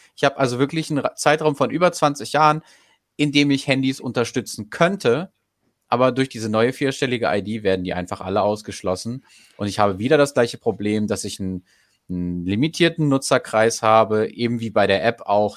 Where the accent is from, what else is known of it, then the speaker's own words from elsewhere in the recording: Goslar, Lower Saxony, Germany; Ich komme zum Beispiel aus Goslar